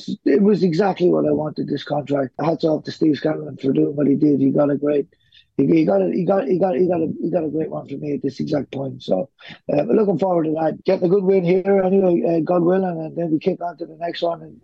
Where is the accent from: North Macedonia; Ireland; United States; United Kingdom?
Ireland; now in Australia; I grew up in Ireland